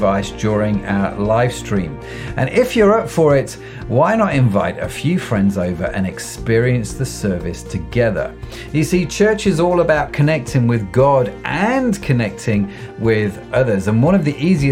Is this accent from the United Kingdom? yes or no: yes; United Kingdom; we're British